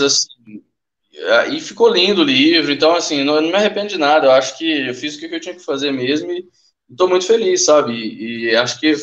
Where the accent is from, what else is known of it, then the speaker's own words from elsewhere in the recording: Uberlândia, Minas Gerais, Brazil; eu sou de Uberlândia, velho, Minas Gerais